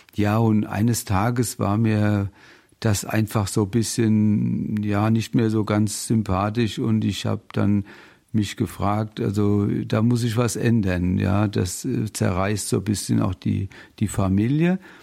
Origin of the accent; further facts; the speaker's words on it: Bingen am Rhein, Rhineland-Palatinate, Germany; now in Mainz, Germany; Ich komme aus dem schönen Rheinhessen bin da auch geboren in Bingen im Heiliggeist